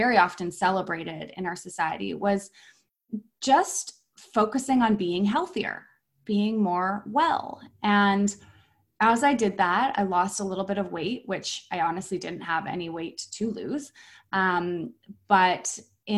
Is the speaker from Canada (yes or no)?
yes; Vancouver, British Columbia, Canada; also born or lived in Whistler; I'm from Vancouver. I'm born and raised in Vancouver